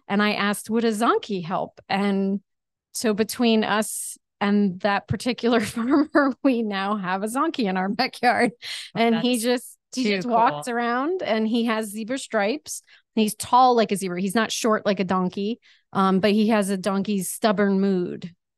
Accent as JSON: {"language": "English", "region": "New Jersey", "country": "United States", "moved": "yes", "lives_now": "Virginia, United States", "said": "I started teaching when I moved to Virginia from New Jersey. So I do have a little accent, as my students will attest."}